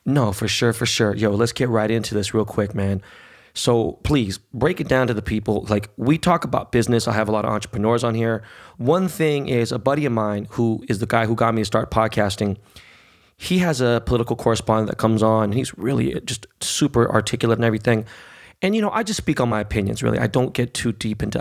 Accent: Los Angeles, California, United States; also born or lived in Beverly Hills / New York; growing up in Koreatown, growing up in the hood

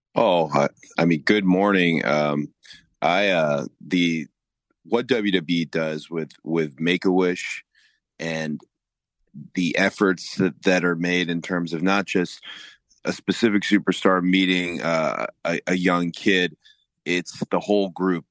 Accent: Georgia, United States; growing up in Georgia

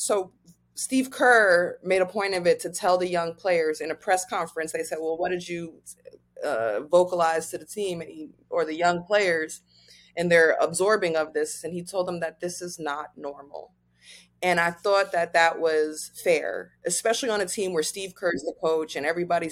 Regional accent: Nigeria; I'm African, I'm Nigerian.

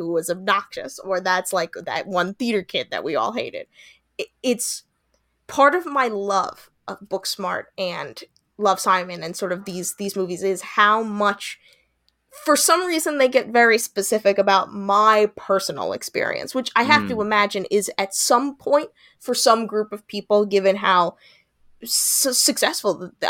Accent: New York, United States; See, now I wouldn't know that because I'm not from LA. I'm from Long Island, and that generally is what our high schools look like.

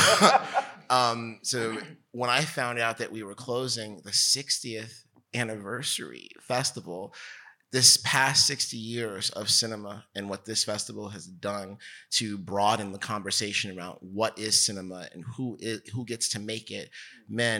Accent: New Jersey, United States; I'm from New Jersey. I'm Bridge and Channel. For sure, you know, and I'm from the New York side of New Jersey, and we grew up

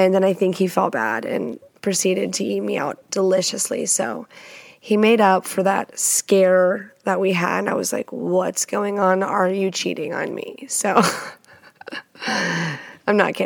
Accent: Texas, United States; moved away as an adult; now in Washington, United States; I am not a native, but I've lived here almost 6 years and that's fucking unheard of. I'm a Texan, Texas at heart forever and fucking ever.

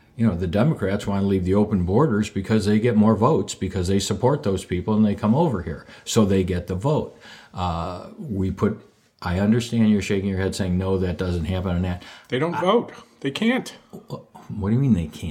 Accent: Skokie, Illinois, United States; I was born and raised in Skokie

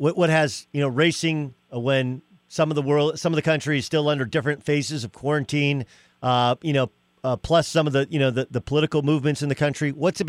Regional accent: Southern California, United States; I grew up in Southern California.

